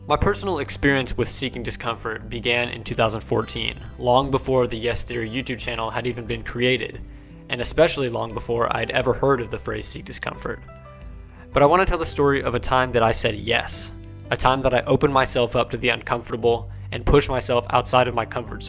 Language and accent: English; Kansas, United States; leave Kansas in my hometown